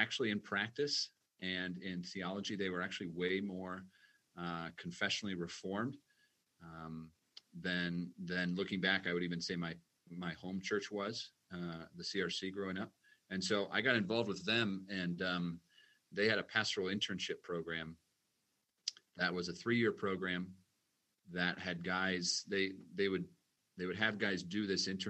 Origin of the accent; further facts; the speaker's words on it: Omaha, Nebraska, United States; now in Edgerton, United States; Born and raised in Omaha, Nebraska, and grew up in a lovely family